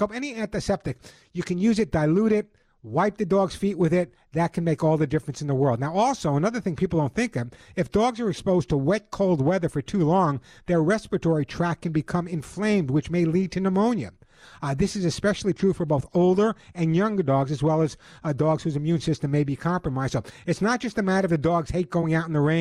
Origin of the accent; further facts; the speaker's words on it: Long Island, New York, United States; now in Southern California, United States; when you grew up on Long Island like I did